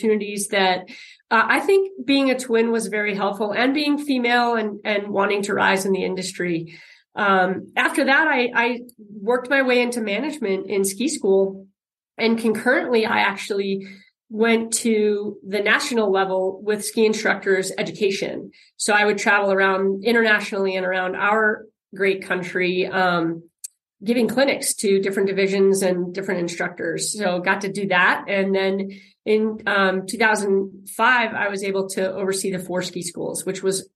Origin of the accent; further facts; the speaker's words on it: Aspen, Colorado, United States; also born or lived in Cleveland, Ohio; I grew up here in the Aspen Valley. My parents moved my twin sister and I here when we were 3 years old from Cleveland, Ohio